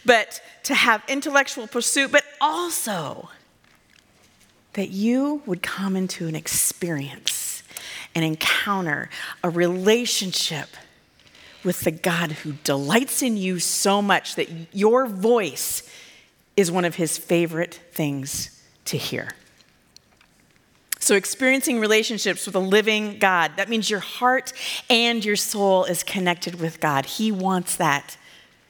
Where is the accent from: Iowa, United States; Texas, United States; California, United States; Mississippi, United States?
Iowa, United States; I'm from Iowa